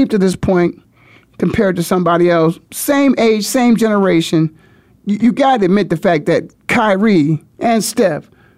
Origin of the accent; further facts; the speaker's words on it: Canton, Ohio, United States; I'm from the Hall of Fame City